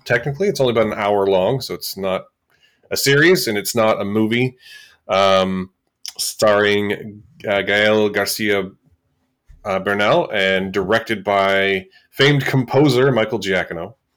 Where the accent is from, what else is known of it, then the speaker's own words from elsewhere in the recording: Canada; as Canadian podcasters